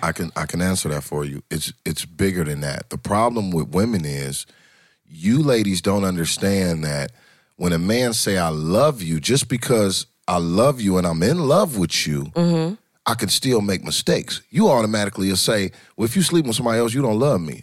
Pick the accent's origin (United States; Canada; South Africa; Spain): United States; Detroit, Michigan; moved away as an adult; now in Atlanta, United States; I'm originally from Detroit. I live, been in Atlanta